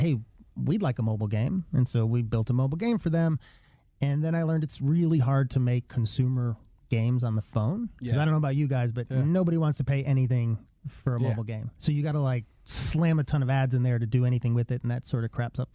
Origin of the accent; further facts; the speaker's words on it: Atlanta, Georgia, United States; also born or lived in Charlotte; I grew up here in Atlanta